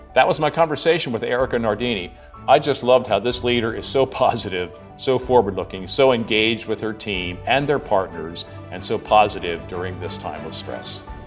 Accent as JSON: {"language": "English", "area": "near Penn National", "region": "Pennsylvania", "country": "United States", "tie": "born or raised there", "said": "I grew up near Penn National, and when I was younger, I used to go to the racetrack"}